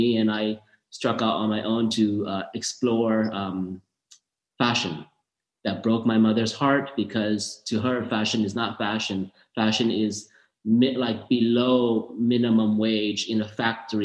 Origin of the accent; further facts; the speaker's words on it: Orange County, Southern California, United States; also born or lived in Thailand / San Diego; we grew up in Southern California, Orange County